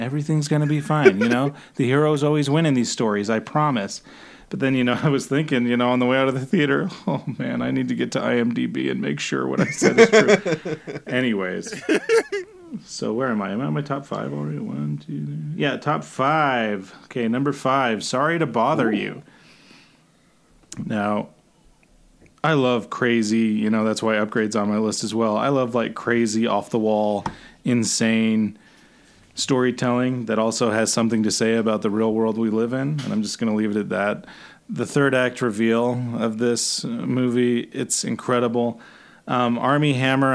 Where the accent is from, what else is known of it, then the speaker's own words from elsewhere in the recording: California, United States; I grew up in California, a nice part of California